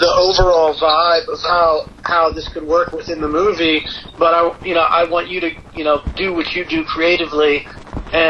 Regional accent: Baltimore, Maryland, United States; moved away as an adult; also born or lived in New York / Los Angeles; I'm from the Baltimore area. I lived, when I moved out after college, I was up in New York for a couple of years, and then I was in L.A. for a decade.

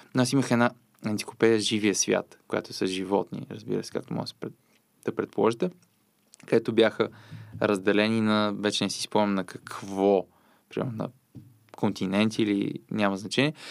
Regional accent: Popovo, Targovishte Province, Bulgaria; Аз съм родом от Попово

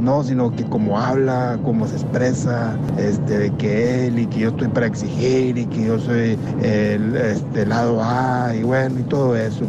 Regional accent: Mexico; soy mexicano, pues como mexicano

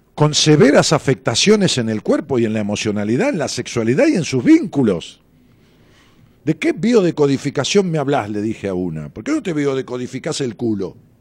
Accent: Ramos Mejía, Buenos Aires Province, Argentina; Era un chalecito de esquina muy bonito, allá en Ramos Mejía, en la calle Cisneros. Eh, ahí nos mudamos cuando yo tenía 11 años. Venimos de, una casa alquilada, donde yo nací

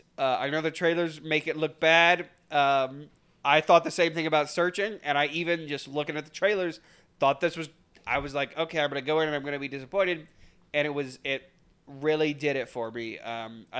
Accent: United States; having grown up here in America

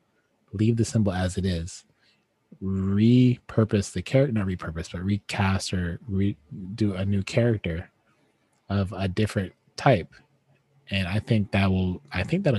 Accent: United States; being American

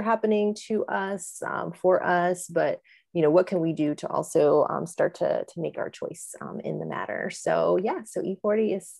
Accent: San Francisco Bay Area, California, United States; moved away; I'm from the Bay Area and I've been back in the Bay Area appreciating it so much.

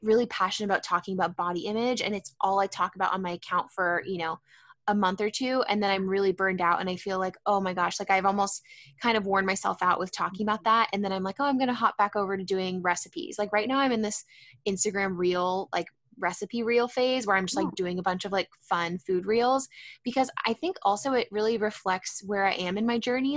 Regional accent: San Diego, California, United States; also born or lived in San Francisco; I am based in San Diego. I actually grew up here

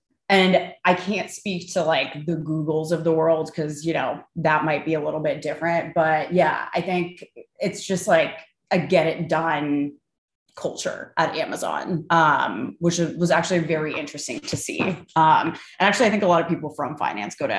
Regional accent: San Francisco, California, United States; moved away as an adult; now in New York, United States; I'm from San Francisco originally

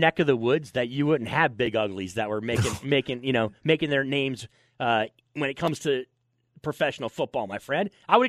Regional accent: Michigan, United States; now in Las Vegas, United States; my home state of Michigan

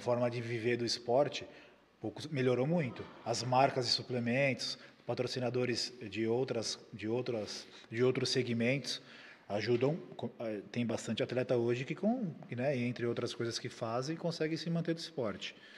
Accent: Brazil; nós somos brasileiros

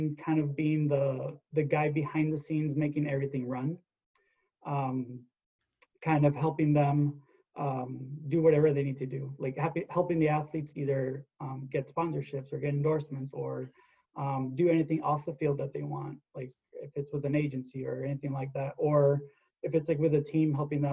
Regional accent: West Texas, United States; I'm from West Texas

